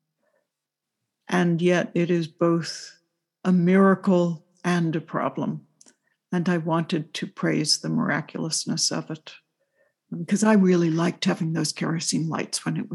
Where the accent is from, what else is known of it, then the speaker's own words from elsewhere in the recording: New York City, New York, United States; I was growing up in New York City